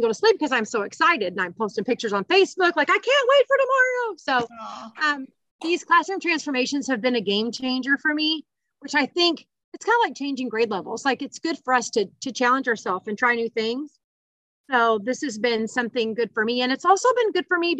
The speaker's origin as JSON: {"language": "English", "town": "Evansville", "region": "Indiana", "country": "United States", "said": "I am from Evansville, Indiana"}